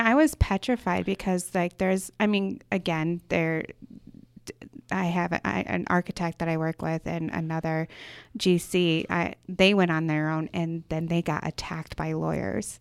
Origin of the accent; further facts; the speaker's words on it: Michigan, United States; moved away as an adult; now in Boise, United States; was born and raised in Michigan